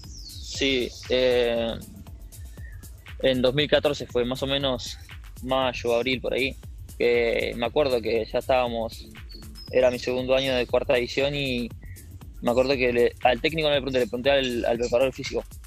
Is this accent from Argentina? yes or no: yes; Merlo, Buenos Aires Province, Argentina; yo soy de Merlo, Buenos Aires.